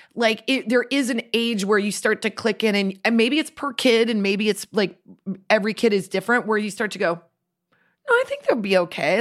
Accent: Midwest, United States; We grew up in the Midwest where they didn't have soccer.

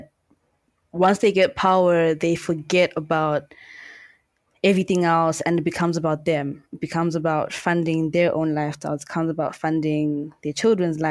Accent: Zimbabwe; moved away as an adult; now in Poland; I'm originally from Zimbabwe, born and raised

